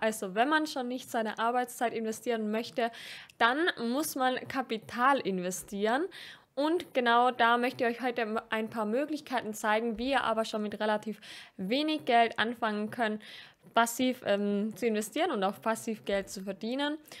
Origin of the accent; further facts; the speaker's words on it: Austria; als Österreicherin